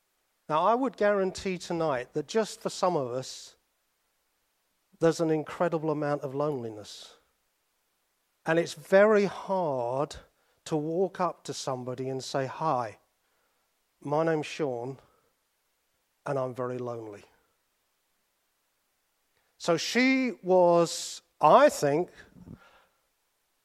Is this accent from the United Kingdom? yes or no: yes; United Kingdom; because we're British